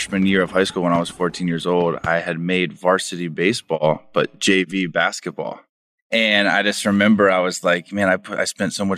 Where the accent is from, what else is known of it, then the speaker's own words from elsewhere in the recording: Orlando, Florida, United States; I grew up in Orlando, Florida